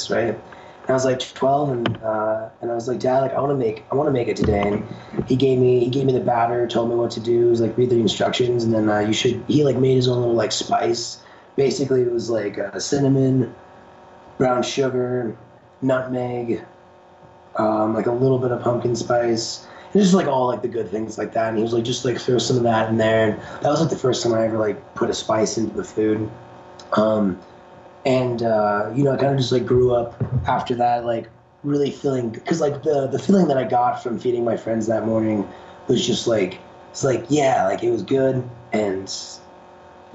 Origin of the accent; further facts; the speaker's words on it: Colorado, United States; I grew up in Colorado. I moved here when I was 5